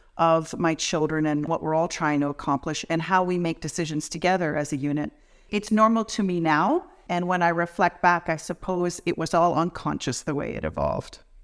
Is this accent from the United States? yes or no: no; Welland, Ontario, Canada; I grew up in a rural area of Welland